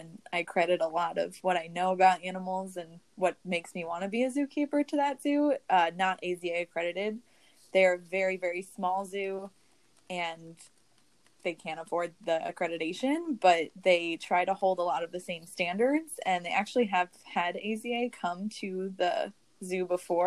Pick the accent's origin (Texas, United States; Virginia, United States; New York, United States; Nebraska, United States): New York, United States; Long Island; where I lived on Long Island